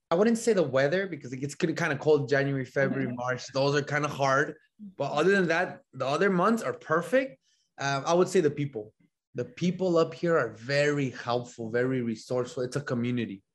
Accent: El Paso, Texas, United States; moved away as an adult; also born or lived in Laredo, Texas; now in Illinois, United States; I grew up in El Paso, Texas, right? Grew up there.

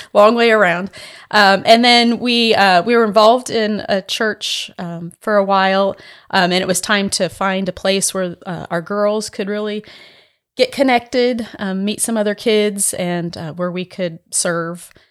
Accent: San Diego, California, United States; moved away as an adult; also born or lived in Santa Barbara, United States / Winnipeg, Canada; now in Starkville, United States; I was born and raised in San Diego, in California

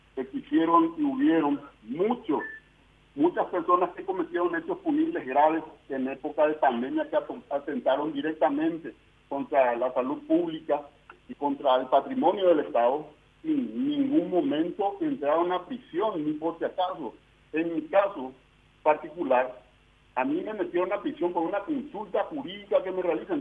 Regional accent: Paraguay; como ciudadano paraguayo, no como diputado nacional, como ciudadano paraguayo

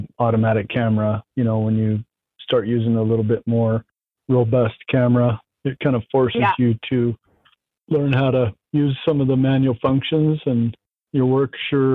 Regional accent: Colorado, United States; we're from Colorado, so everybody thinks it, you know, neck deep snow and skiing, but we're out on the prairie

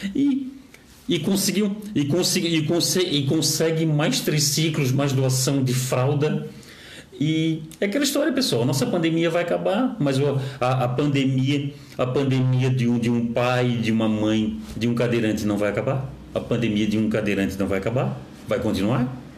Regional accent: Florianópolis, Santa Catarina, Brazil; eu tenho orgulho de ser de Florianópolis, eu tenho orgulho de ter vindo aqui do Saco Grande 1, que hoje é João Paulo

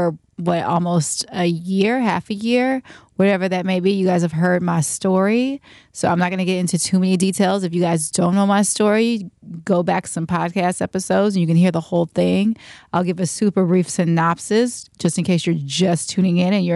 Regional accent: Richmond, California, United States; I come from the Bay Area, Richmond, California, to be exact

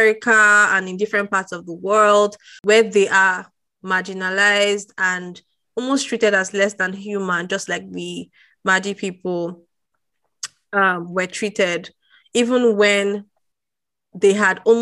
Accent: Nigeria; as a Nigerian

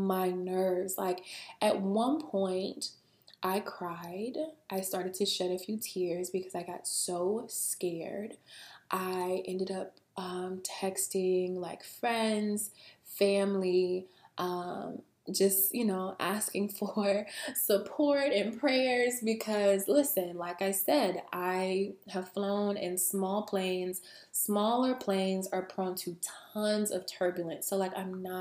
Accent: Alabama, United States; I'm from Alabama, okay? Where I'm from, we have a very, very tiny airport.

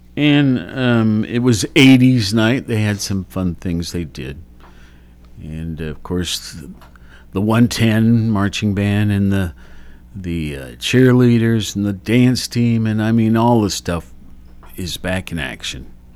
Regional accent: Worthington, Ohio, United States; growing up in Worthington

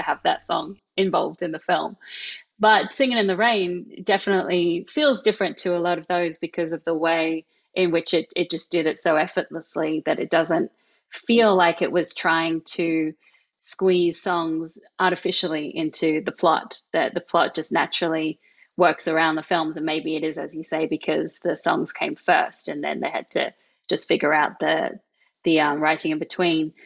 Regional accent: Australia; accent: Australian; my Australian accent

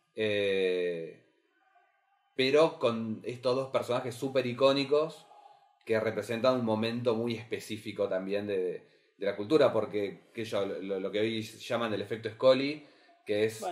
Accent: Carmen de Patagones, Buenos Aires Province, Argentina; yo soy de Carmen Patagones

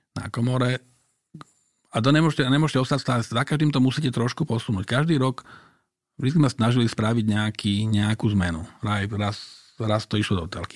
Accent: Bratislava, Bratislava Region, Slovakia; Tak ja som sa tam narodil. Ja som narodil na Krátkej, teda vyrastal som na Krátkej, kde moja babka bývala.

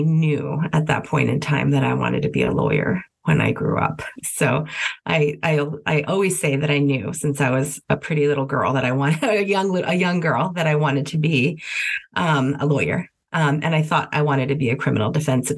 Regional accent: El Paso, Texas, United States; moved away as an adult; also born or lived in Washington, D.C.; now in New York City, United States; I was born and raised in El Paso, Texas

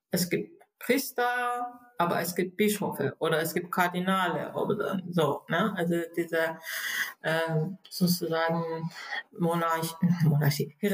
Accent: Iran; German is a second language; moved away as an adult; also born or lived in Berlin, Germany; now in Germany; ich bin eine gebürtige Iranerin, äh, bin ich seit äh, 85 in Deutschland äh, als Flüchtlinge

